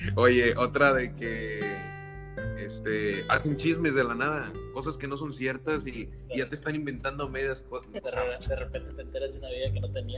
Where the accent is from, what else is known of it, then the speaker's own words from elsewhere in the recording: Valle Hermoso, Tamaulipas, Mexico; moved away as an adult; now in Monterrey, Mexico; soy de Vallehermosa, Tamaulipas.